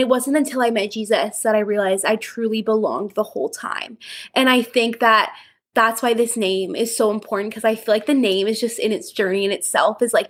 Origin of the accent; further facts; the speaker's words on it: Chilliwack, British Columbia, Canada; I was born and raised in Chilliwack, BC.